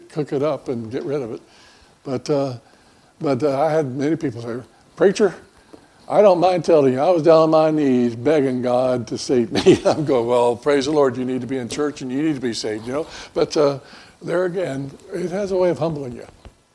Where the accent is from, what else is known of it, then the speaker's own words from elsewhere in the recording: Florida, United States; moved away; also born or lived in Mobile, Alabama; I grew up in Florida